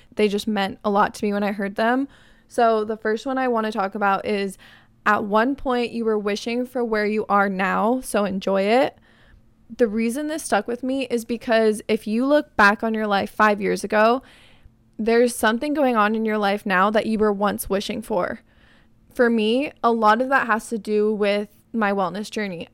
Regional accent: Arizona, United States; moved away; my hometown friends, going to Spin in Arizona

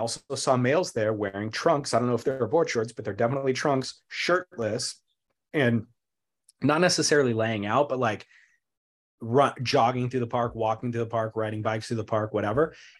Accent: Long Beach, California, United States; I was born in Long Beach, went to college in Long Beach

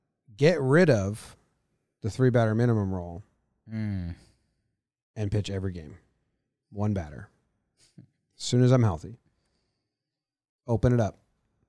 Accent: Slippery Rock, Pennsylvania, United States; Oh, man, it was good. I grew up in Slippery Rock.

